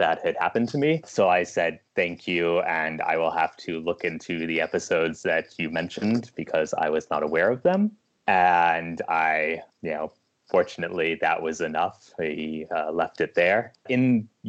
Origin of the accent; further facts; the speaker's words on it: United States; also born or lived in California; I am an American